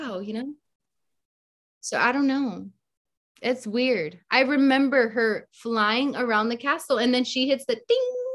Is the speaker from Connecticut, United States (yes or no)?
no; the Bay Area, California, United States; growing up in the Bay, like being exposed to so many different cultures